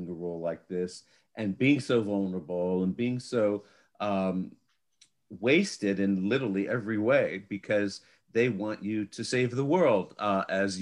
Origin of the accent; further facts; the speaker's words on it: Cleveland, Ohio, United States; I'm from Cleveland. I'm from Cleveland